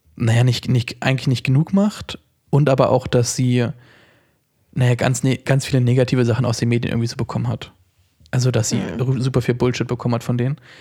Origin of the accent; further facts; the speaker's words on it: Germany; als Deutscher